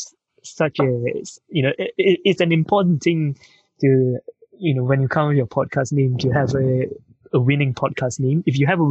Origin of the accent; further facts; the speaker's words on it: Malaysia; moved away as an adult; now in United Kingdom; I'm from Malaysia. I grew up in Malaysia. I came to the UK 15 years ago. So I studied in university here